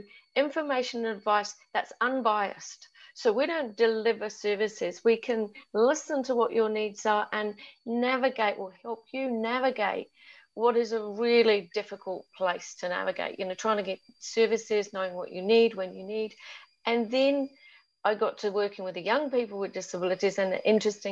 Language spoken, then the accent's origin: English; London, United Kingdom; now in New Zealand; being English and brought up in London